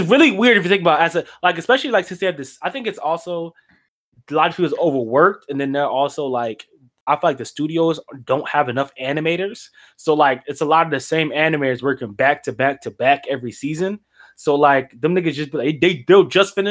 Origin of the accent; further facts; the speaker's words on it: New Jersey, United States; I'm from Jersey